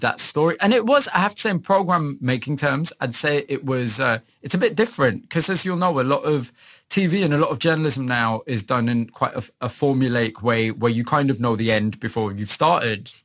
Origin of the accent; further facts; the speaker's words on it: Huddersfield, Yorkshire and the Humber, United Kingdom; moved away as an adult; also born or lived in Leeds / Manchester; I was born in Huddersfield. I'd say very kind of average working class family. I'm the son of immigrants. So my parents came from Pakistan in uh, in the late 60s